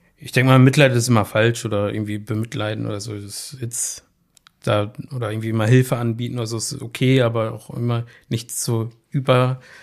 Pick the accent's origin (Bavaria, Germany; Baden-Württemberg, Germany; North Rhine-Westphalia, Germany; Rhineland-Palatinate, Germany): North Rhine-Westphalia, Germany; Bochum; zu meinen Schulzeiten, ich komme ja aus Leer, da fuhr ja immer die 310